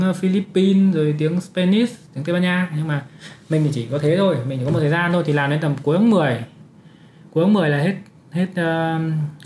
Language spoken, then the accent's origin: Vietnamese; Uong Bi, Quang Ninh, Vietnam; accent: northern; moved away as an adult; also born or lived in Hanoi, Vietnam; now in Canada; sinh ra và lớn lên ở Quảng Ninh, học ở cấp 3 Uông Bí ở Quảng Ninh